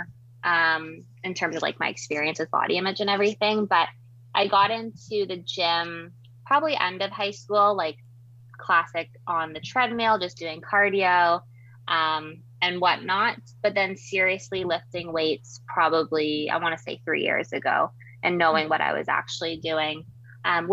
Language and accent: English; Vancouver, British Columbia, Canada; moved away as an adult; also born or lived in Toronto, Ontario; now in Kingston, Canada; I am from Vancouver, BC originally, now in what I call the East Coast, which is really the middle of Canada, but I moved to Toronto for school.